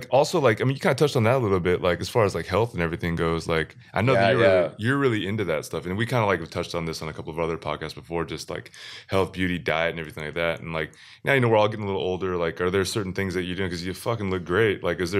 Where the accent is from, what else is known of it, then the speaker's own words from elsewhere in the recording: Wisconsin, United States; But then growing up in Wisconsin, when the dairy is so strong